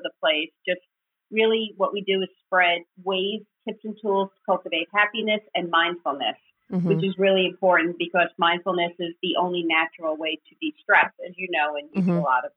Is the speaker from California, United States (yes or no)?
no; New York, United States; moved away as an adult; now in New Jersey, United States; I'm from New York, but I now live in New Jersey